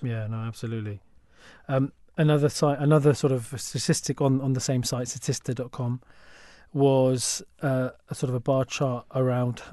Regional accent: London, United Kingdom; as a Londoner.

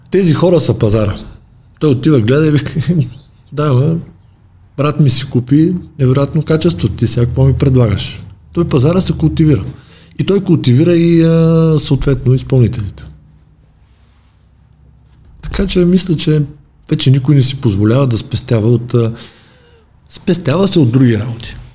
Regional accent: Dobrich, Dobrich Province, Bulgaria; съм от Добрич

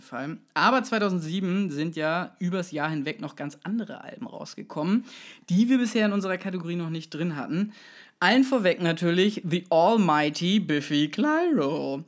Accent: Kaltenkirchen, Schleswig-Holstein, Germany; bei uns in Kaltenkirchen

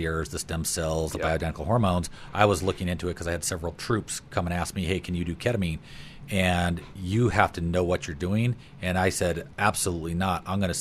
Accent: Fort Collins, Colorado, United States; my history growing up in Fort Collins

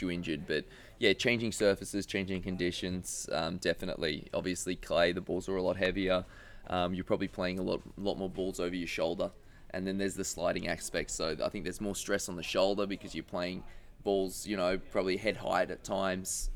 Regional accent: Australia; being Australian

